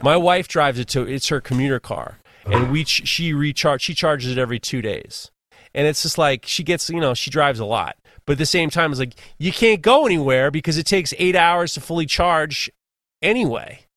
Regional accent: New York, United States; I'm from New York.

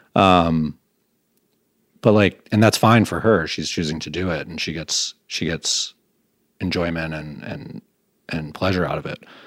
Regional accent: Grosse Pointe, Michigan, United States; moved away as an adult; also born or lived in Vermont; now in Burlington, United States; I grew up in Grosse Pointe, which is a nice, like, middle class to upper class suburb of Detroit.

